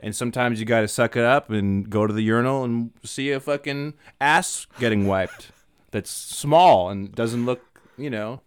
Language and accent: English; Maine, United States; moved away as an adult; now in Los Angeles, United States; originally, I'm from Maine. I've been here for ten years.